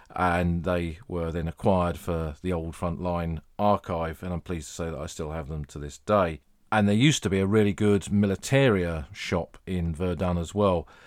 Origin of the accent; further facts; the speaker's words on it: England, United Kingdom; I'm, I'm English